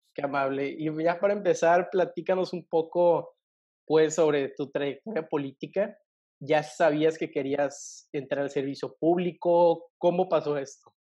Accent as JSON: {"language": "Spanish", "region": "northern Mexico", "country": "Mexico", "said": "como somos los norteños"}